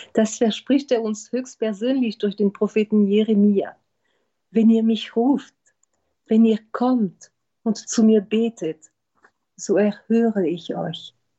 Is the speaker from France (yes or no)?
yes; France; now in Berlin, Germany; in Frankreich, wo ich herkomme